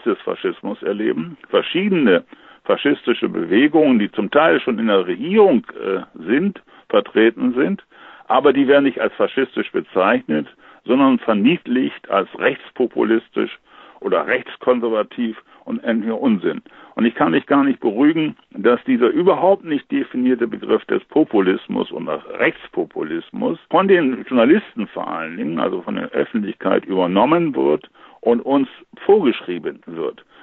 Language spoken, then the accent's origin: German; Germany; bei uns in Deutschland